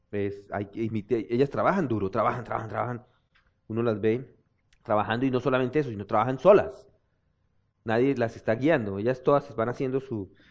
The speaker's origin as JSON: {"language": "Spanish", "town": "Zapatoca", "region": "Santander", "country": "Colombia", "tie": "born or raised there", "said": "de mi pueblo, dicen que son los de Zapatoca, que es una ciudad también, que son codo."}